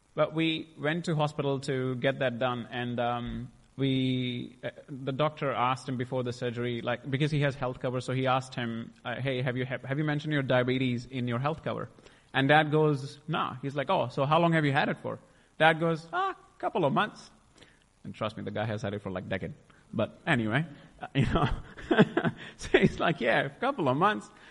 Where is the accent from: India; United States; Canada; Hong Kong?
India; I was born in India in a beautiful family uh, with a Sikh background